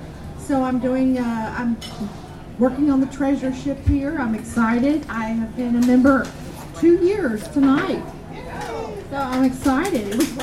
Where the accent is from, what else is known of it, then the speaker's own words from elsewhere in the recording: Beaumont, Texas, United States; We're originally from Beaumont, Houston area.